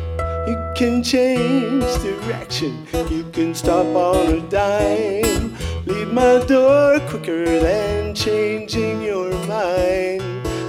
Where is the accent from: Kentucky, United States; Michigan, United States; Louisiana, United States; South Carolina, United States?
Michigan, United States; Waterford; I'm from a little township called Waterford, which is suburban sprawl near Detroit.